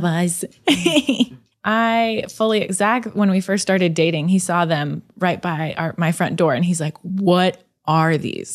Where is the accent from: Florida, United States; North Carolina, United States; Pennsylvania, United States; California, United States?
California, United States; I grew up in California